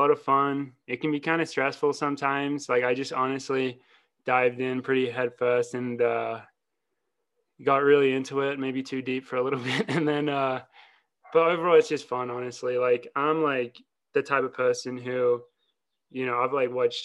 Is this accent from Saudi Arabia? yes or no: no; Australia; moved away as an adult; also born or lived in Wisconsin; now in Boulder, United States; I'm Australian, ran in Wisconsin, won some NCAA titles. Now I train with Team Boss in Colorado